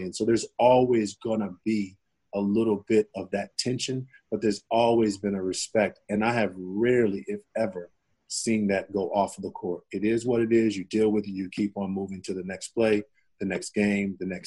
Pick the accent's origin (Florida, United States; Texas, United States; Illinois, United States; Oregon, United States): Illinois, United States; Chicago; I come from Chicago